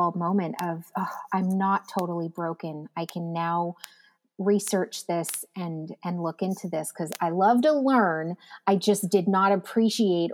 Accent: Abbotsford, British Columbia, Canada; I was born and raised in Abbotsford, BC, up in Canada

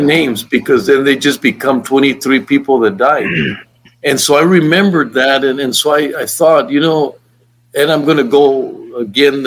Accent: El Paso, Texas, United States; I'm from El Paso

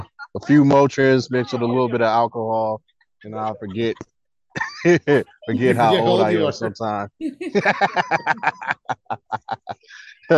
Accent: Oakland, California, United States; also born or lived in Houston; born and raised in Oakland. Started off West Oakland until I got to high school. Then I moved to East Oakland and graduated from Castlemont

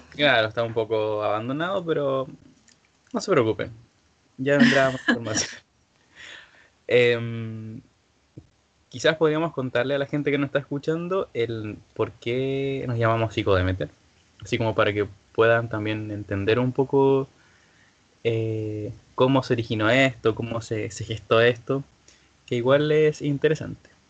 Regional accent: Villa Alemana, Valparaíso, Chile; soy de Villa Alemana

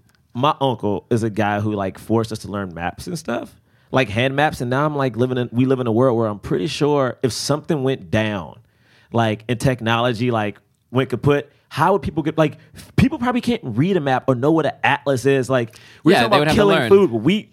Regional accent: Washington, District of Columbia, United States; Oh, step on the way from Southeast D.C.

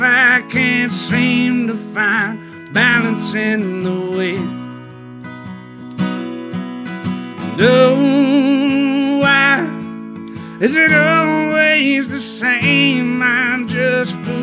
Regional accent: Hattiesburg, Mississippi, United States; I'm from Hattiesburg, Mississippi

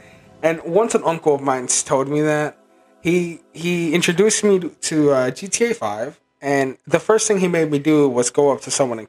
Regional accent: New York, United States; He's from Pennsylvania, and me and Anthony are from New York.

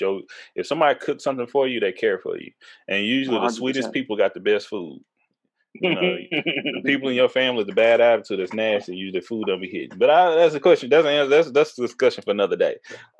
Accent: Tyler, Texas, United States; I'm from East Texas, you know, Tyler

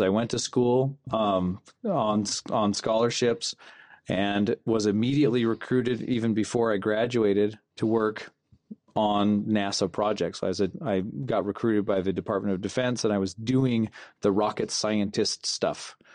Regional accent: Kanab, Utah, United States; also born or lived in Fillmore, Utah; we grew up in Kanab

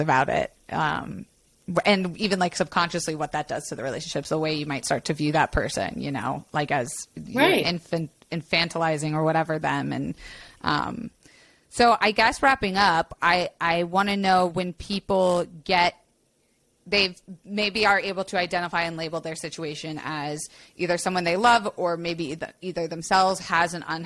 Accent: Florida, United States; I grew up in Florida.

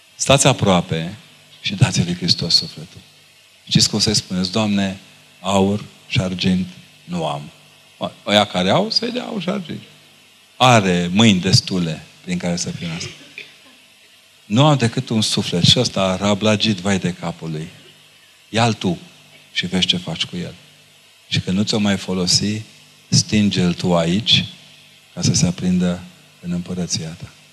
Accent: Romania

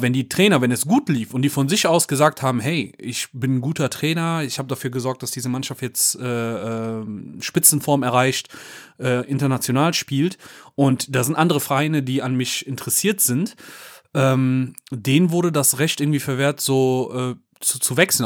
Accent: Cologne, North Rhine-Westphalia, Germany; als Kölner

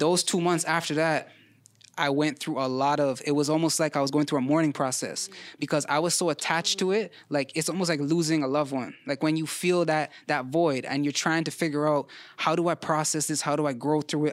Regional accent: Toronto, Ontario, Canada; I'm a Vern baby, Ma Vern

